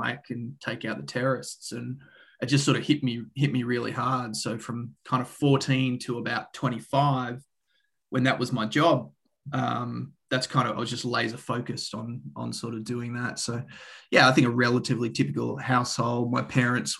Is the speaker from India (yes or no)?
no; Australia; also born or lived in Canada / Boulder, Colorado; I'm Australian, as you might be able to tell from the accent. Grew up in the country. In Australia